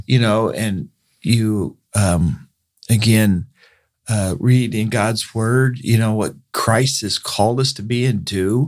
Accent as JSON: {"language": "English", "town": "Bakersfield", "region": "California", "country": "United States", "tie": "born or raised there", "said": "born and raised in Bakersfield"}